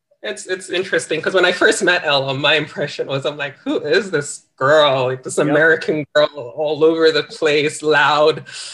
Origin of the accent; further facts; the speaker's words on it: Australia; accent: Australian; also born or lived in Ghana; I had managed to lose some of my Australian accent. I didn't sound as Australian as I did before, but still there were some words that, you know, I just couldn't help it. I just still didn't quite sound Ghanaian.